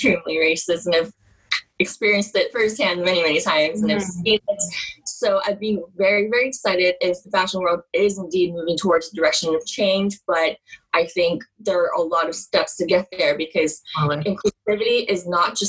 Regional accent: Oklahoma, United States; moved away as an adult; also born or lived in New York City; until I moved away from Oklahoma

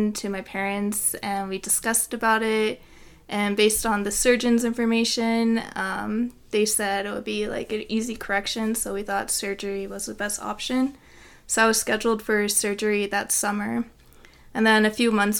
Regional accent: San Francisco, California, United States; moved away as an adult; now in Provo, United States; I'm from San Francisco

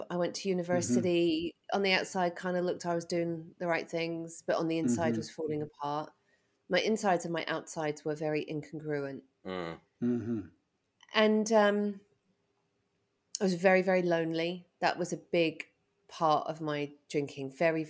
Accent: England, United Kingdom; moved away; So I grew up in England and...

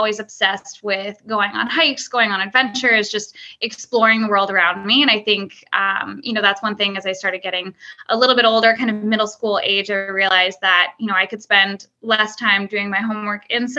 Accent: Whittier, California, United States; Yeah, I grew up in Southern California, in kind of a suburb of LA called Whittier.

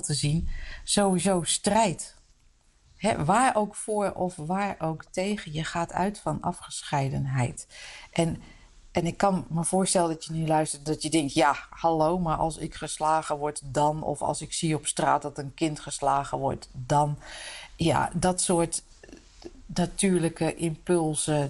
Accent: Utrecht, Netherlands; also born or lived in De Meern; ik ben geboren en getogen in Utrecht

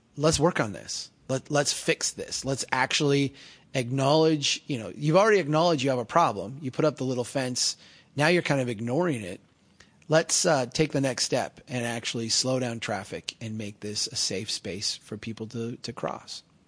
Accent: Brainerd, Minnesota, United States; as run down in the ways that Brainerd is run down and, uh, the opportunities in the way that my hometown has opportunities.

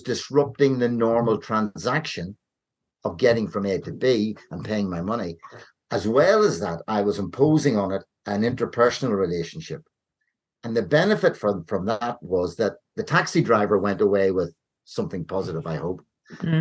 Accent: Ireland; I grew up in Ireland

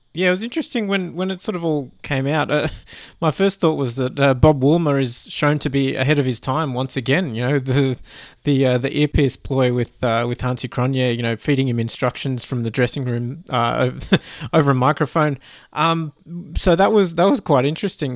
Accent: Canada; as a Canadian fan

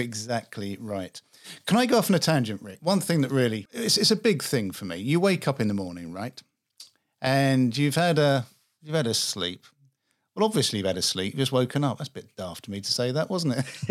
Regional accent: England, United Kingdom; accent: English; I'm English. I grew up in England

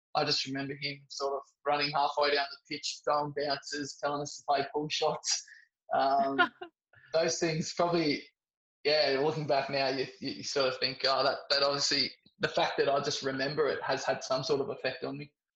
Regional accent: Sydney, New South Wales, Australia; growing up in Sydney in a big cricket uh, community

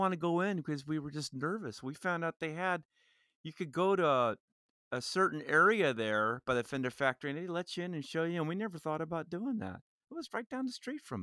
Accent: Fullerton, California, United States; also born or lived in Orange, California / Porterville, California / Tustin, California; I was born right here in Orange, just about a mile or two from here at St. Joseph's Hospital. Was raised mostly in Fullerton, California

